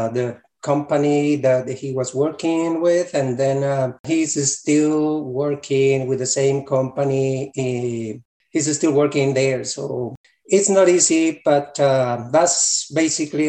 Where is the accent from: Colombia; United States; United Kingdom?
Colombia; moved away as an adult; Originally, I'm from Colombia, South America